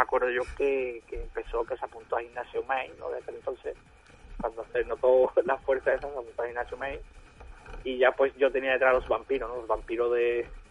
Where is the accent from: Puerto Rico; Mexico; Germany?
Germany; Bavaria; moved away; yo soy de Baviera, de Baviera, yo soy de Baviera